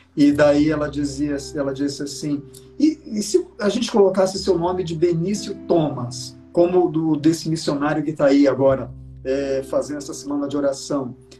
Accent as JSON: {"language": "Portuguese", "town": "Belém", "region": "Pará", "country": "Brazil", "said": "Belém do Pará, de onde eu sou"}